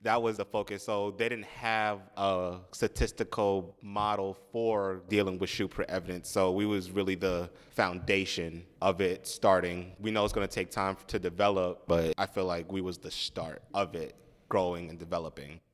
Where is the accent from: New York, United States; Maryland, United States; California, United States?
New York, United States; Long Island; also born or lived in Manhattan, New York; I was born in Manhattan, but then, um, we moved out to Long Island. I still live in Long Island with my family.